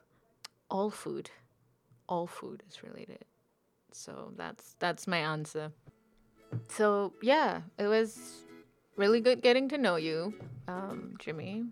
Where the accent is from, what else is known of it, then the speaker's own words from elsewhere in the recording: Singapore; moved away as an adult; now in Wellington, New Zealand; I'm from Singapore.